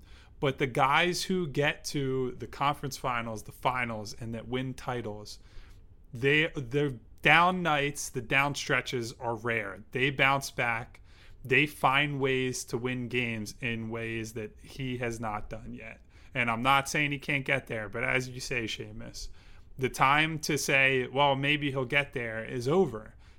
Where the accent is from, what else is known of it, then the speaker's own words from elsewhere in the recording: Philadelphia, Pennsylvania, United States; as like a Philadelphian